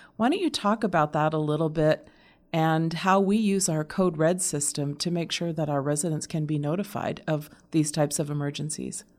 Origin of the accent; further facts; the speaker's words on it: Arizona, United States; I grew up here in Arizona